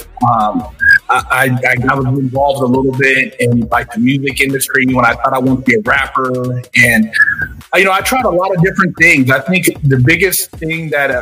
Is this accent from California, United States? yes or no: yes; Sacramento, California, United States; Pretty much grew up in California my whole life.